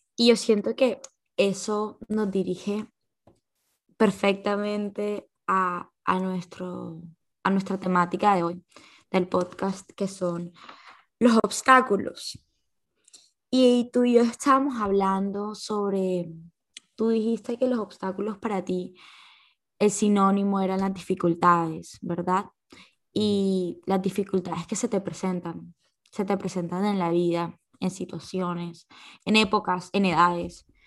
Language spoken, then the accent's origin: Spanish; Colombia; uno como colombiano, uno como persona joven